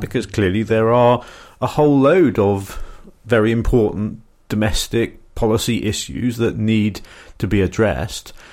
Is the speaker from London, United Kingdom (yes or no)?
no; Surrey, South East England, United Kingdom; accent: middle class South of England; I come from Surrey